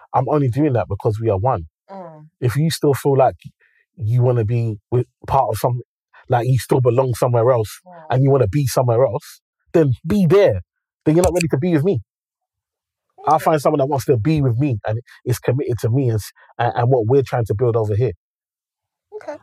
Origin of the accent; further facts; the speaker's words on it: Nigeria; I'm Nigerian